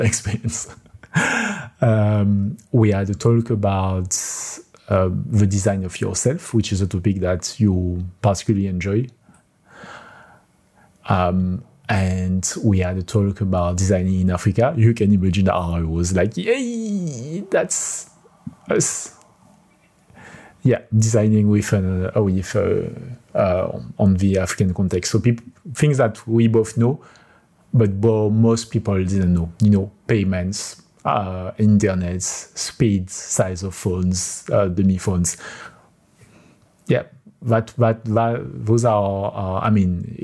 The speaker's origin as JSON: {"language": "English", "country": "France", "accent": "French", "second_language": "English", "moved": "yes", "lives_now": "Kielce, Poland", "said": "my French accent"}